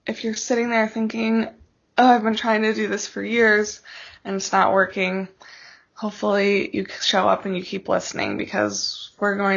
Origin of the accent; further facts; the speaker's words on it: Alaska, United States; My husband and I grew up in Alaska